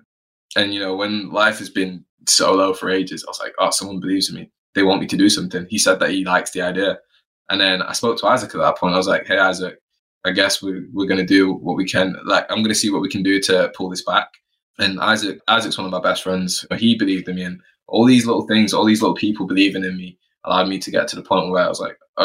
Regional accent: Florida, United States; born there; I was born in Florida, but my family are from the West Indies, a small little island called Montserrat, a volcanic island.

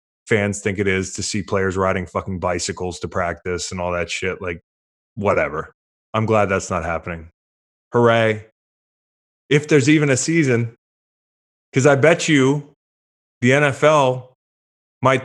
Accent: Virginia, United States; I'm from Virginia

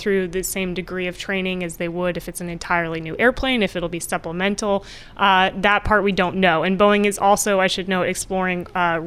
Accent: Lawrence, Kansas, United States; moved away; I am from Kansas

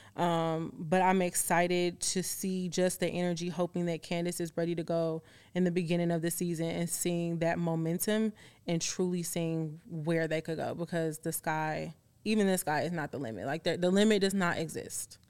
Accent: Chicago, Illinois, United States; you're gonna know I'm from Chicago

